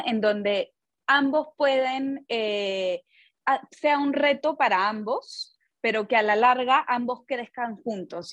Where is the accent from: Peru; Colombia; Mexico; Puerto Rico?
Peru; yo, bueno, crecí en Perú